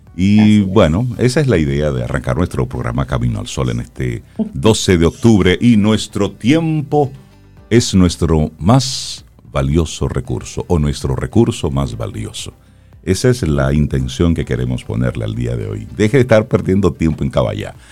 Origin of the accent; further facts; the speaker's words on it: Dominican Republic; nos llamamos dominicanos